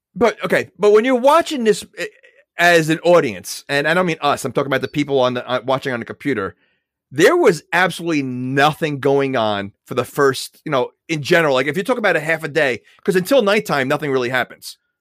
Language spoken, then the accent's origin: English; New York, United States; I'm from New York